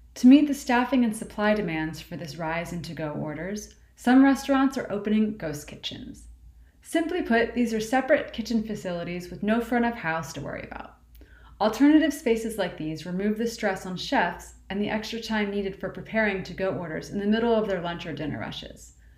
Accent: Baltimore, Maryland, United States; my hometown, Baltimore

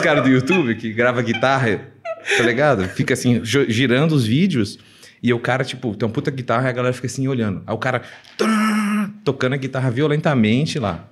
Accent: Minas Gerais, Brazil; moved away; also born or lived in Mexico City, Mexico / Colombia; eu sou mineiro, estou aqui em São Paulo

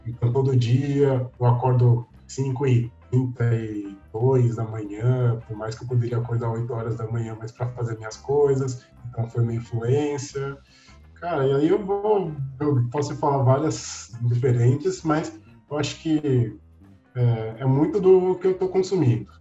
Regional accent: São Paulo, Brazil; also born or lived in Três Pontas, Minas Gerais; eu nasci em São Paulo, então sou paulista

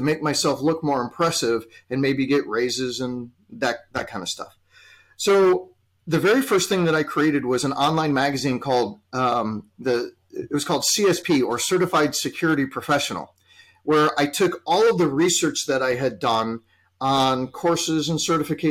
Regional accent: Chicago, Illinois, United States; here in my hometown of Chicago

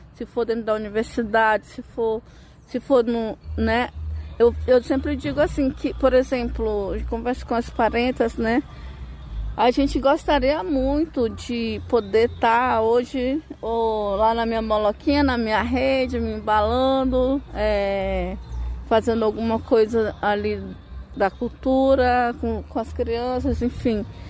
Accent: Brazil; eu sou da Amazônia

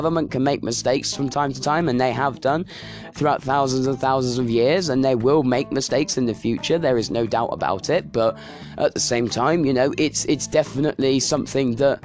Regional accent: United Kingdom; British people

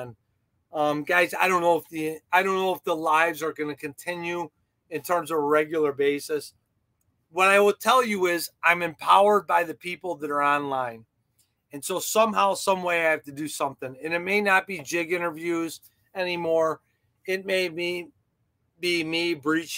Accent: Chicago, Illinois, United States; I'm from Chicago

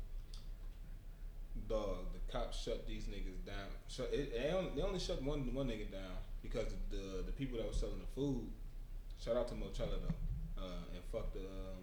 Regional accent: Detroit, Michigan, United States; I'm from Detroit

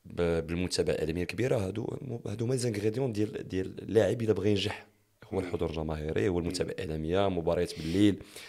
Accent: Meknes, Fès-Meknès, Morocco; also born or lived in Taounate; كبرت في مكناس زاديت في تاونس ولكن كبرت

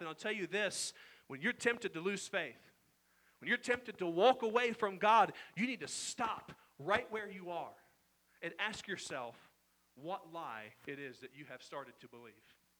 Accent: Indiana, United States; I grew up in Indiana

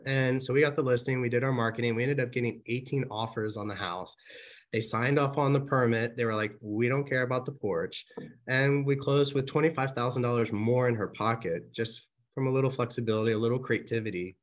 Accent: Manassas, Virginia, United States; also born or lived in Woodbridge, Virginia / Richmond, Virginia / Louisa, Virginia / Maryland; we're from Manassas, or I'm from Manassas

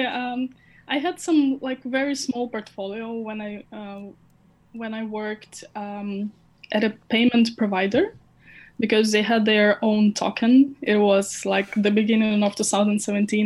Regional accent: Ukraine; I was born in Ukraine and uh, I still like have my family here.

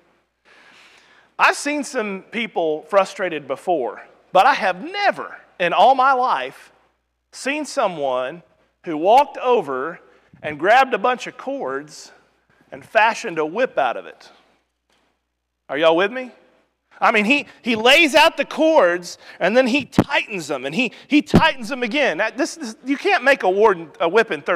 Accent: Rogersville, Missouri, United States; in our congregation growing up in Rogersville, Missouri

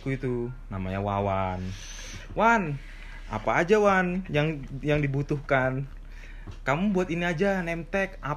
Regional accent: Jakarta, Indonesia; Tapi saya dari Jakarta.

